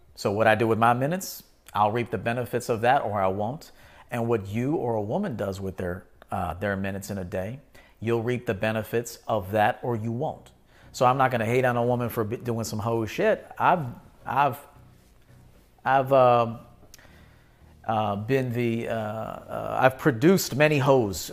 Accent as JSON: {"language": "English", "town": "Chicago", "region": "Illinois", "country": "United States", "said": "I'm from Chicago"}